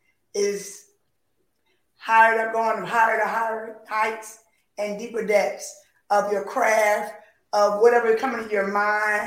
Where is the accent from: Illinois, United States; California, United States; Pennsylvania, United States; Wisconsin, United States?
Pennsylvania, United States; Philadelphia; I'm from Philly